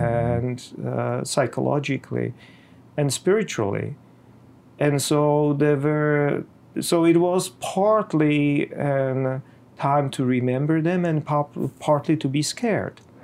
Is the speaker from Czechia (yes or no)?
yes; Bohemia, Czechia; in my homeland, I'm from Czech Republic, from Bohemia